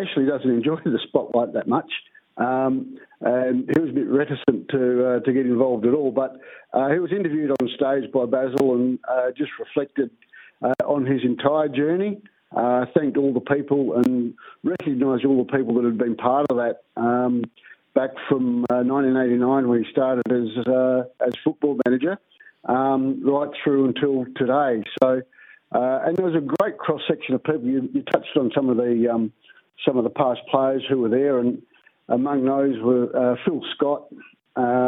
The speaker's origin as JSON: {"language": "English", "town": "Albany", "region": "Western Australia", "country": "Australia", "said": "I'm from Albany"}